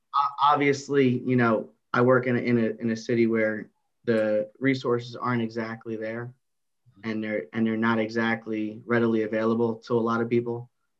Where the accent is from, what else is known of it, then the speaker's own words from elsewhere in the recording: New Jersey, United States; North Jersey, baby.